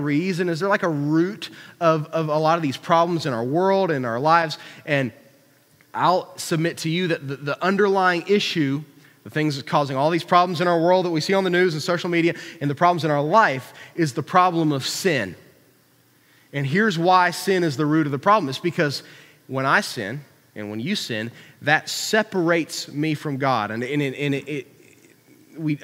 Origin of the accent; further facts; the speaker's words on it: Huntington, United States; I'm from Hicktown, USA